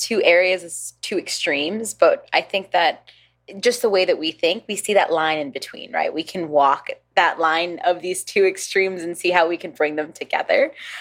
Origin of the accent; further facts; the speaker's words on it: New York City, New York, United States; English is a second language; now in Honolulu, United States; I'm from New York City.